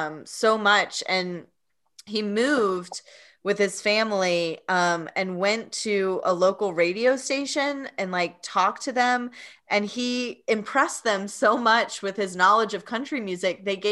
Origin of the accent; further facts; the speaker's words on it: Tennessee, United States; because I was born and raised in Tennessee